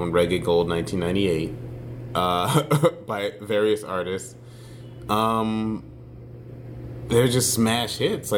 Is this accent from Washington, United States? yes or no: no; New York City, New York, United States; now in Chicago, United States; I grew up in the Bronx, New York